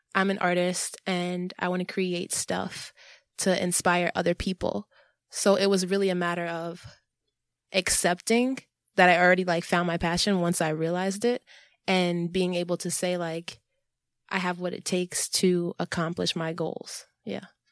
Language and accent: English; New York City, New York, United States; I'm from New York City, born and raised